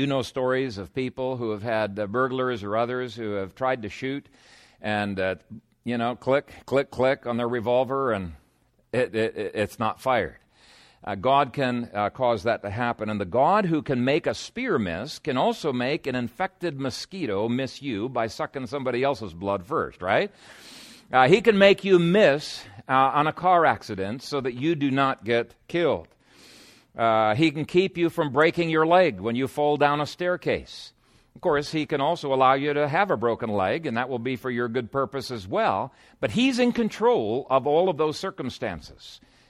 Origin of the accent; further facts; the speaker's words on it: Ethiopia; When I was a teenager growing up in Ethiopia, I had a spear and I regularly practiced with my spear.